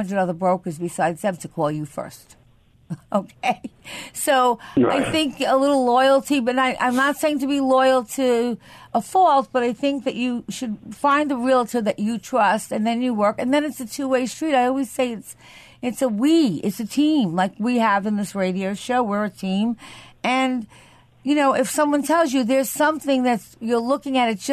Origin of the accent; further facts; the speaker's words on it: Syosset, New York, United States; Syosset, which is my hometown